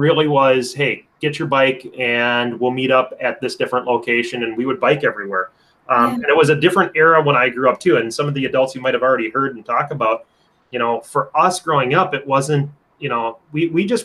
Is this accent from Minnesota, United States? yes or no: yes; Anoka, Minnesota, United States; Anoka where I grew up